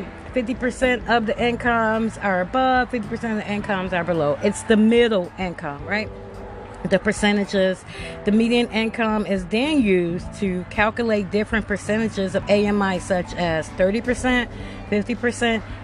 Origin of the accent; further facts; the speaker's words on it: Chicago, Illinois, United States; I'm from Chicago.